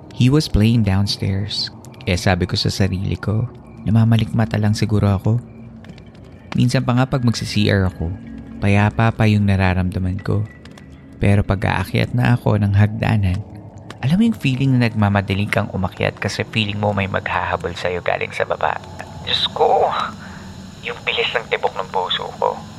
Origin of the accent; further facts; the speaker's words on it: Philippines; also born or lived in Oakland/Hayward area, California; now in Oakland area, United States; Bilang Filipino na nakatira sa ibang lugar